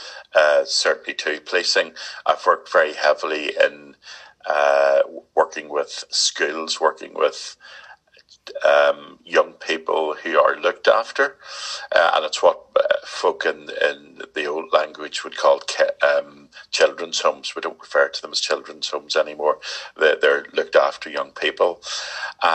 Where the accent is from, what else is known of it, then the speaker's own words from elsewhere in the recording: Belfast, Northern Ireland, United Kingdom; moved away; also born or lived in Leicestershire; I was born in West Belfast